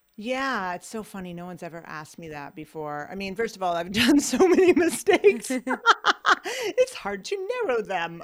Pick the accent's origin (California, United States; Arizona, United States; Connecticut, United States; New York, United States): New York, United States; Ithaca; moved away; my hometown of Ithaca, New York